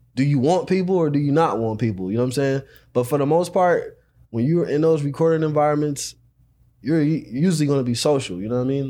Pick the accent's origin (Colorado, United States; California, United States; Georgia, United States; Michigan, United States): California, United States; Los Angeles; I'm from South Central